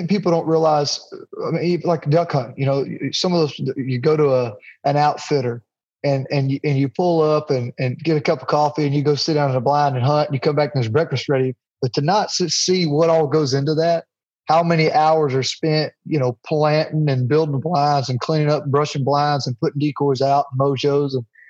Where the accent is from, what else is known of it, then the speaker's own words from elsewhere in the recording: Jacksonville, Alabama, United States; I'm from Jacksonville, Alabama, which is right there by Weiss Lake. They call it the crappie capital of the world.